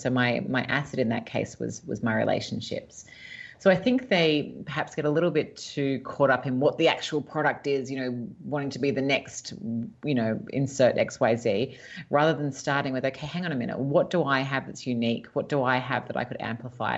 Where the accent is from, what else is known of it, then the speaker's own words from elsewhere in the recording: Sydney, New South Wales, Australia; moved away as an adult; now in Los Angeles, United States; I was born and raised in Sydney, Australia.